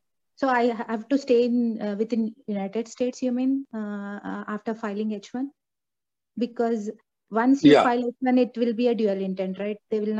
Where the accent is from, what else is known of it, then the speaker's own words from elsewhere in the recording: India; now in Canada; Actually, I'm new to this forum. I'm a Canadian citizen born in India. Actually, I'm planning to move to USA now.